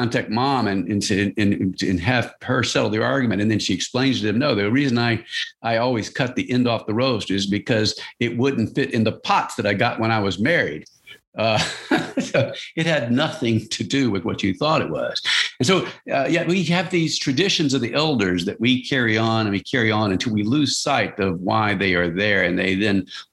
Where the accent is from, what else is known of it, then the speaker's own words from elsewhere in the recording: Louisiana, United States; where I grew up in Louisiana.